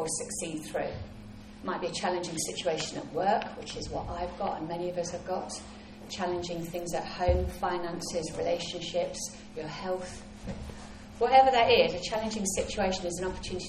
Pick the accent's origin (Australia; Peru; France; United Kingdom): United Kingdom; England; I'm English and we never show off